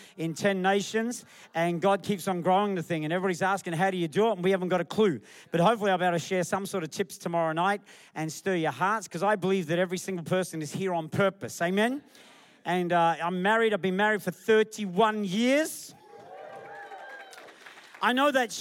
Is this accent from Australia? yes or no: yes; Australia; moved away as an adult; also born or lived in England / Perth; now in Malaysia; I was raised in Australia